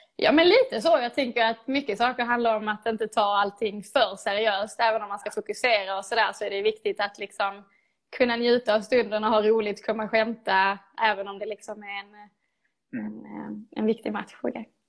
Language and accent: Swedish; Lomma, Skåne, Sweden; Jag började spela fotboll i GIF Nike, i Lomma, där jag är uppvuxen